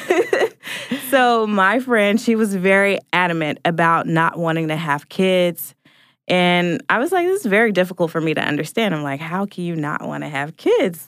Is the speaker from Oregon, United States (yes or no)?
yes; Portland, Oregon, United States; now in Atlanta, United States; I'm originally from Portland, Oregon, and live in Atlanta, Georgia.